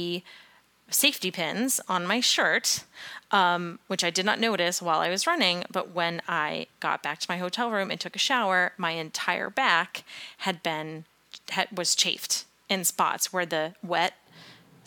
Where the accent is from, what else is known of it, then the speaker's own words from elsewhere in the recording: New England, United States; growing up in New England, living in New England, running in New England